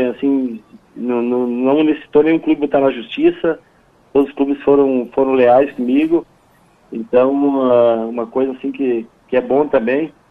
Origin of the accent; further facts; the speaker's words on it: Rio Grande do Sul, Brazil; nós como gaúchos, e principalmente aqueles que estão fora do estado, nós somos muito bairristas e a gente valoriza, a gente gosta das coisas nossas.